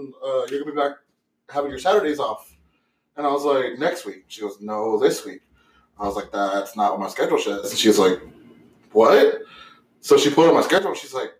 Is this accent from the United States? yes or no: no; Saskatchewan, Canada; I'm from Saskatchewan.